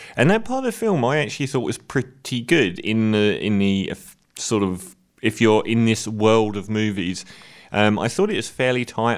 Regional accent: London, United Kingdom; as a Londoner

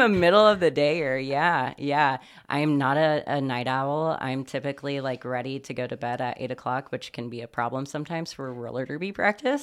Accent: Bloomington, Indiana, United States; also born or lived in Brownsburg, Indiana; now in Muncie, United States; I was born in Bloomington, Indiana, in the hills of southern Indiana

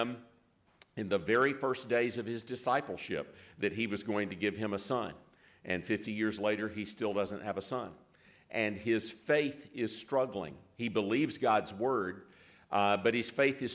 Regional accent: Greenville, South Carolina, United States; now in Jackson, United States; I was born and reared in Greenville, in the county of Greenville in South Carolina

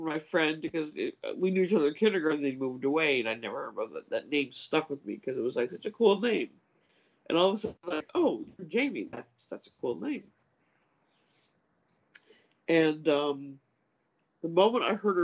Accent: Des Plaines, Illinois, United States; Des Plaines is my hometown where I grew up

